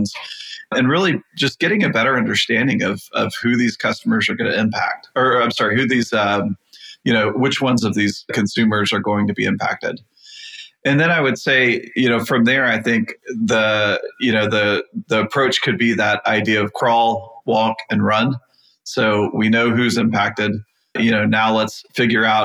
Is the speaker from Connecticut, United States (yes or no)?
no; Texas, United States; I'm from Texas